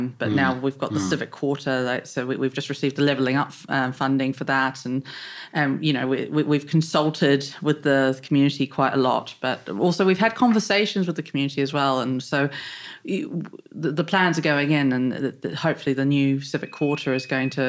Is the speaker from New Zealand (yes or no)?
yes; New Zealand; moved away as an adult; also born or lived in London, United Kingdom; now in Rushmoor, United Kingdom; I was born in New Zealand, I moved to London in 2012. It was meant to be for 8 months, and I've currently been in the UK for nearly 11 years. So I moved to Rushmoor in 2019